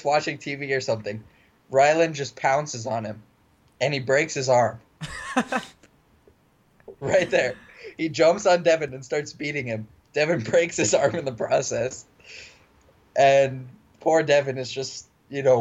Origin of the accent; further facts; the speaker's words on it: Mesa, Arizona, United States; moved away as an adult; also born or lived in Show Low, Arizona; I moved from Sholo, Arizona to Mesa in... Fifth grade